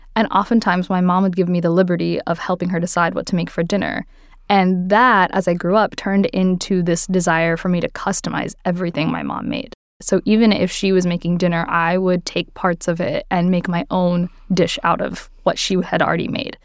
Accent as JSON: {"language": "English", "town": "Marietta", "region": "Georgia", "country": "United States", "tie": "born or raised there", "also_born_or_lived": "Athens, Georgia", "moved": "as an adult", "lives_now": "New York City, United States", "said": "I grew up in Marietta, Georgia, which is just outside of Atlanta"}